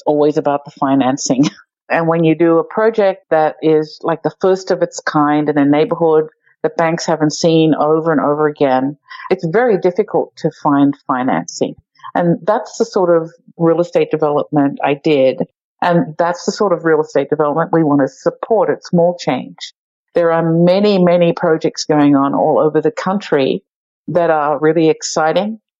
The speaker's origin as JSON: {"language": "English", "country": "Australia", "tie": "born or raised there", "also_born_or_lived": "New York City", "moved": "as an adult", "lives_now": "Pittsburgh, United States", "said": "I grew up in Australia"}